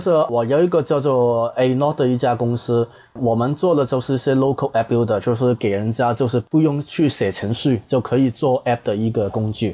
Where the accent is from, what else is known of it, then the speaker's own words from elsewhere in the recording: Hong Kong; accent: Hong Kong-style Mandarin; 我是香港人